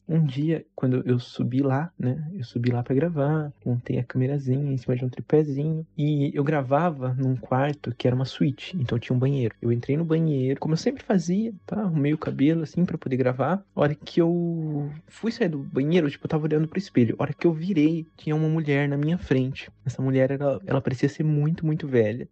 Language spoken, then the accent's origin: Portuguese; Sorocaba, São Paulo, Brazil; tenho 23 anos, sou de Sorocaba